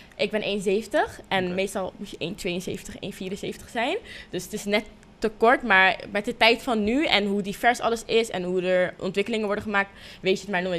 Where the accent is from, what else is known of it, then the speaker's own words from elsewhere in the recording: Rotterdam, South Holland, Netherlands; also born or lived in Leiden; toen ben ik geboren in Leiden. Want daar eh, woonden we toen der tijd. Mm. Heel even hoor, een paar maanden. En uiteindelijk ben ik toen ehm, in Rotterdam gaan wonen